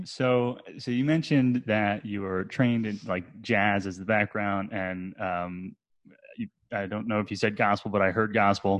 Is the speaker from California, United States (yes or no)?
no; New Jersey, United States; also born or lived in Brooklyn, New York; now in Asheville, United States; I grew up in New Jersey